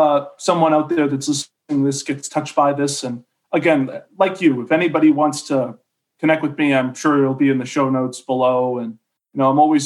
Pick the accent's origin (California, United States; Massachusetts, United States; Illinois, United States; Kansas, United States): Massachusetts, United States; Boston; growing up in Boston